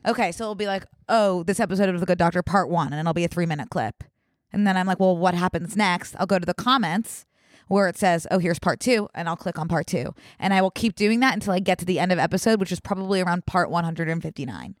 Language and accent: English; Philadelphia, Pennsylvania, United States; I am from Philadelphia